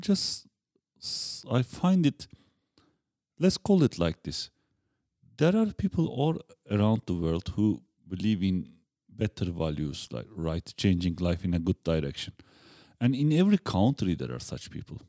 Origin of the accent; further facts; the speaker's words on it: Bursa, Turkey; English is a second language; moved away as an adult; now in Prague, Czech Republic; I, I'm from Turkey